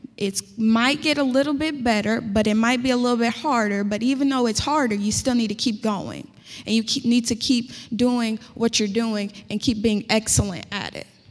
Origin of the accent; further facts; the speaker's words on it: Indianapolis, Indiana, United States; accent: country; I'm from Indianapolis and that's pretty a city as it gets